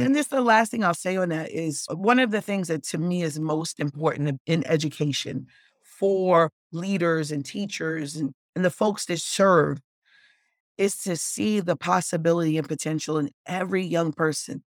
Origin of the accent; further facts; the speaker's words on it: New York City, New York, United States; also born or lived in Bronx, New York; I was born and raised in South Jamaica, Queens, and moved to the Bronx when I was seventeen